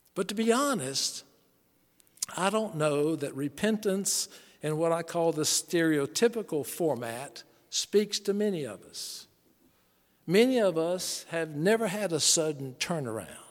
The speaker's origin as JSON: {"language": "English", "town": "Charlotte", "region": "North Carolina", "country": "United States", "tie": "born or raised there"}